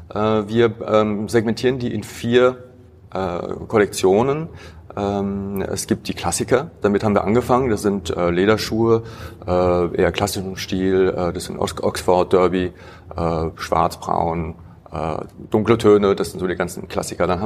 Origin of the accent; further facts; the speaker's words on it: Heidelberg, Baden-Württemberg, Germany; also born or lived in Paris, France; Ich bin in Paris geboren, in Heidelberg aber aufgewachsen.